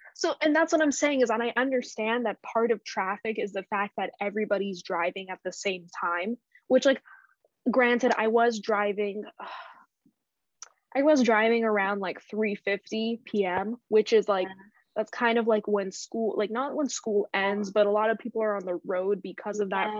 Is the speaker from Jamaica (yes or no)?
no; Canada; I grew up in Canada.